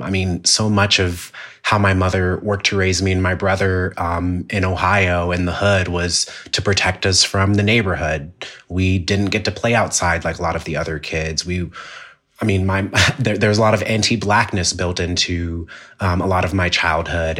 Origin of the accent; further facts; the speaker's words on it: Jamaica; it has taught me a lot about being Jamaican